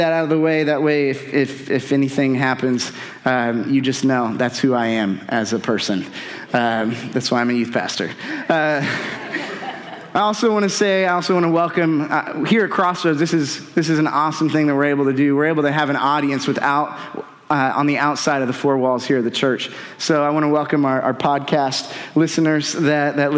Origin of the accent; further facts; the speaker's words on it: North Central Indiana, United States; now in Avon, United States; I'm from North Central Indiana